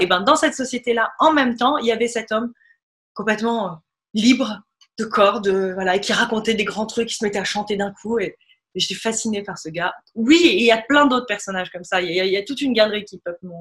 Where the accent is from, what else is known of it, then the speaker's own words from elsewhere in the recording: Tunisia; moved away as an adult; revenir en Tunisie et pouvoir dire voilà, ah oui, si, si, je, je suis tunisienne amplement